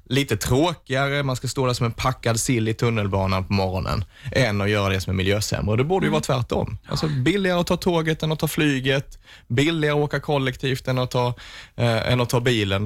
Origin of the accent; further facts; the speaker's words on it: Vittsjö, Skåne, Sweden; i Vittsjö där jag är ifrån